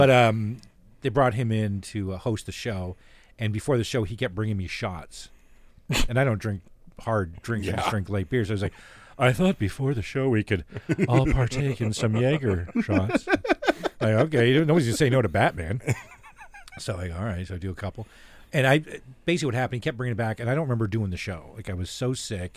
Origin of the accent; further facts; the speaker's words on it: Canada; I'm Canadian